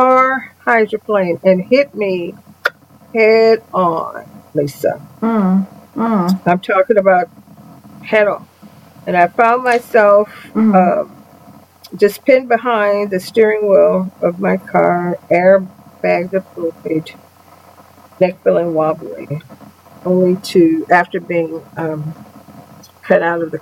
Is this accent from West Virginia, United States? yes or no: no; Houston, Texas, United States; I grew up in Houston, Texas